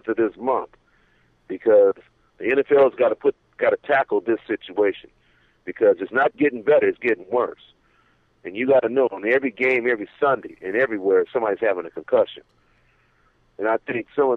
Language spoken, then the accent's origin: English; San Fernando, California, United States; it's a place I grew up in the city of San Fernando, Pacoima